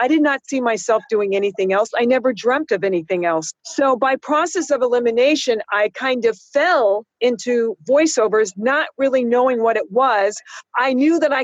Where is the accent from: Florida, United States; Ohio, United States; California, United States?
California, United States; San Francisco; moved away; also born or lived in New York; I used to be on a kid show where I grew up in San Francisco